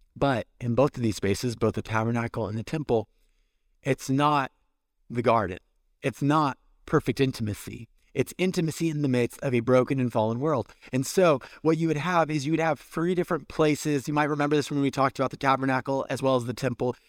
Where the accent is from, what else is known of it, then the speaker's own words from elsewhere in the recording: California, United States; moved away; I'm from California